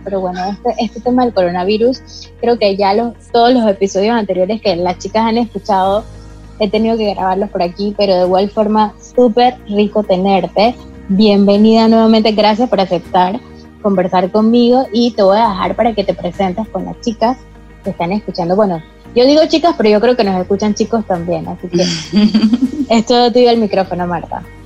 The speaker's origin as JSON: {"language": "Spanish", "country": "Panama", "said": "muchísimas mujeres que somos panameñas"}